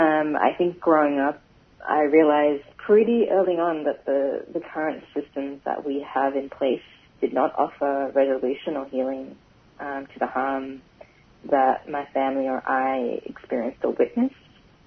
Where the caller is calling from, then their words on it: Paddington, Queensland, Australia; I'm calling in from, well, my office at the moment in Paddington. But, yeah, I live and work on Yagara and Turrbal country.